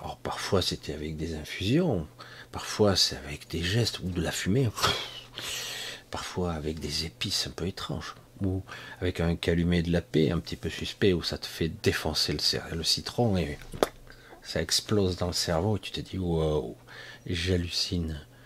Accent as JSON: {"language": "French", "country": "France", "tie": "born or raised there", "said": "je ne suis pas d'origine de la France, mais je suis né en France"}